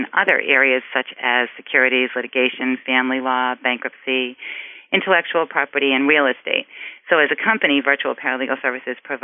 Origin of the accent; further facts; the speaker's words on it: Boston, Massachusetts, United States; accent: Boston; my Boston accent